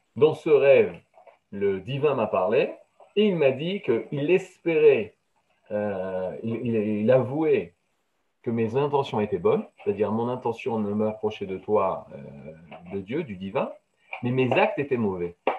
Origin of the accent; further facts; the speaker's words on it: France; j'ai grandi en France, dans la chrétienté